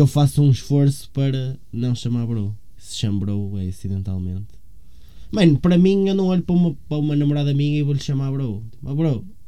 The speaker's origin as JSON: {"language": "Portuguese", "town": "Rio Tinto", "region": "Porto District", "country": "Portugal", "also_born_or_lived": "São Pedro da Cova / São Cosme", "said": "eu como sou de Rio Tinto e prezo Rio Tinto"}